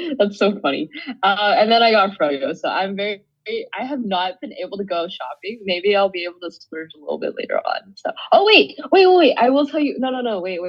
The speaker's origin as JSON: {"language": "English", "region": "Southern California", "country": "United States", "tie": "born or raised there", "said": "I'm Asian. I grew up in SoCal."}